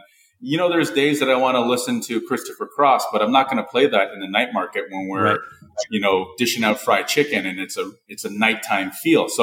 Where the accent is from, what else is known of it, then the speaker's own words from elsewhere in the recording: Toronto, Ontario, Canada; my childhood growing up in Rexdale and Flemo